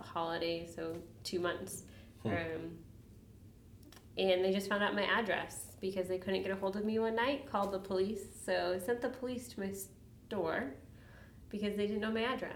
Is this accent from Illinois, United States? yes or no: yes; Chicago, Illinois, United States; moved away; also born or lived in Portland / Spokane / Walla Walla; Growing up in Chicago and having gangs around you